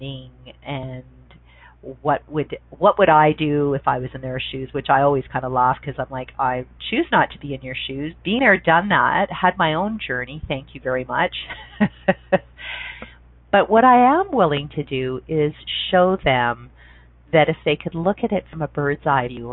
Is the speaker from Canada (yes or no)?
yes; Canada; I'm a Canadian.